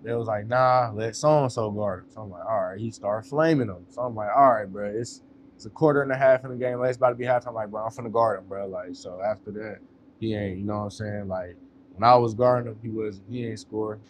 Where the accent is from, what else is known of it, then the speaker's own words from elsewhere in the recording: West Coast, United States; now in North Carolina, United States; I'm from the West Coast